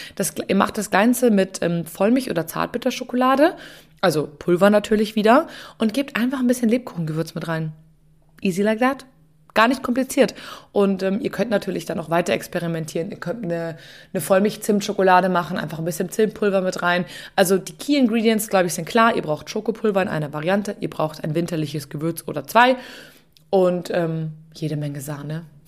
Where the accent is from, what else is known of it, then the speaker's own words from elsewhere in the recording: Munich, Bavaria, Germany; Ich war einfach nur in meiner Heimatstadt unterwegs. Und zwar bin ich durch München gereist